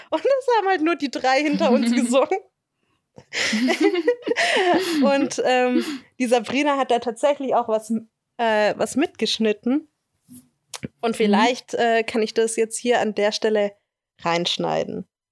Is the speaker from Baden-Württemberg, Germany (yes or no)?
yes; near Tübingen, Baden-Württemberg, Germany; ich komme ja aus der Nähe von Tübingen